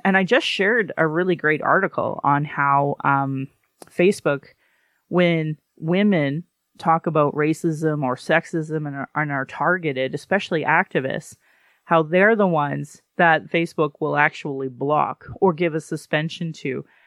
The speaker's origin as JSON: {"language": "English", "town": "Calgary", "region": "Alberta", "country": "Canada", "tie": "born or raised there"}